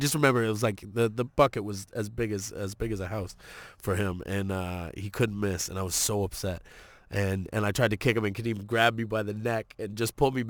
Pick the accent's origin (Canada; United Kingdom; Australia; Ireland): Canada; Toronto, Ontario; I grew up in Toronto